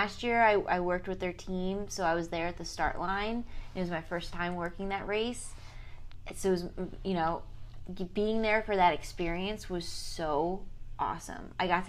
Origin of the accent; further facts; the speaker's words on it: New Jersey, United States; a local race in New Jersey, so it's the New Jersey Marathon, and I put that on there because that is from my hometown.